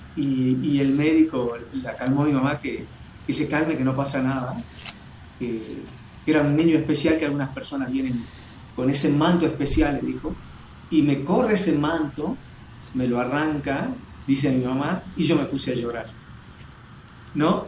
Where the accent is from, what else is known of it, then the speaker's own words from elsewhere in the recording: Jujuy, Argentina; yo acá en Jujuy, eh, cuando tenía 13, 13, 14 años